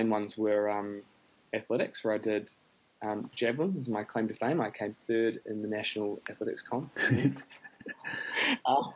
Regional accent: New Zealand; I grew up in New Zealand.

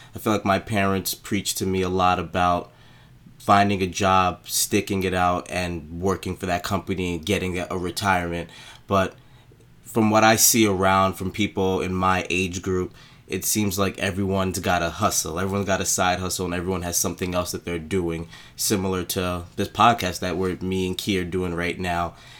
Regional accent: New York City, New York, United States; I was again born and raised in Brooklyn, and my family's actually from Haiti, so I'm a Haitian American

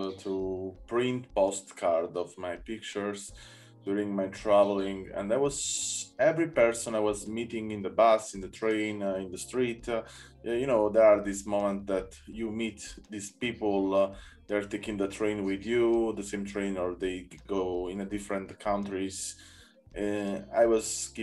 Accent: Naples, Campania, Italy; I'm from 90, and I grew up in Naples, and I never saw any dark room in school

